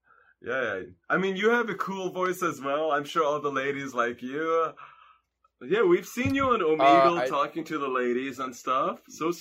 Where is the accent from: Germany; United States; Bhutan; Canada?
Canada; first language Hungarian; English is a second language; we are Canadian. Canada. But yeah, we're Hungarian.